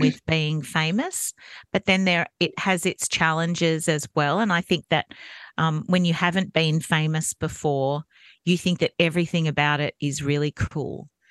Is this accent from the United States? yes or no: no; Campbelltown, New South Wales, Australia; also born or lived in Goulburn; I was born in Goulburn and moved to Campbelltown when I was very young